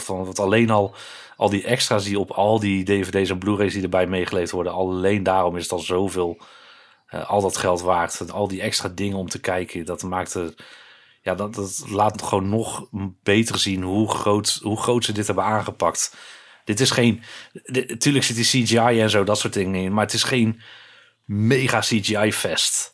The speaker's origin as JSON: {"language": "Dutch", "town": "Breda", "region": "North Brabant", "country": "Netherlands", "tie": "born or raised there", "said": "ik ben opgegroeid in Breda, natuurlijk een, een grotere stad"}